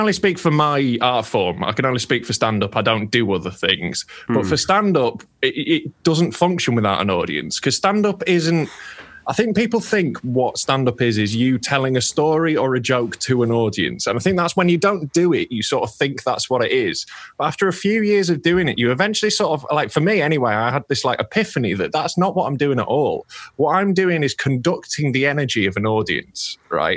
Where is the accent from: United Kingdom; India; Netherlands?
United Kingdom; Yorkshire and the Humber; I'm a Yorkshire boy